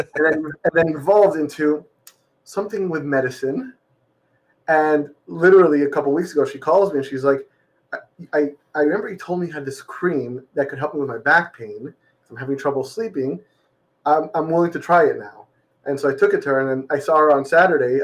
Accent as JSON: {"language": "English", "region": "Florida", "country": "United States", "tie": "born or raised there", "also_born_or_lived": "Massachusetts", "said": "born and raised in Florida"}